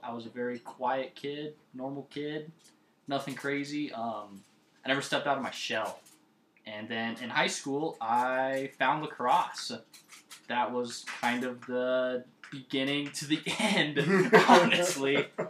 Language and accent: English; Lolo, Montana, United States; also born or lived in Missoula, Montana; she had me when she was 17. We grew up in Lolo, Montana. We kind of moved in and out of Missoula a little bit.